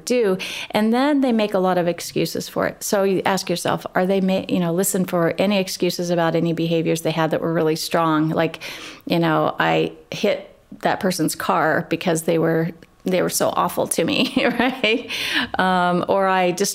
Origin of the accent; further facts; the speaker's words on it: Midwest, United States; I grew up in the Midwest as well, and small town of, 1,100 people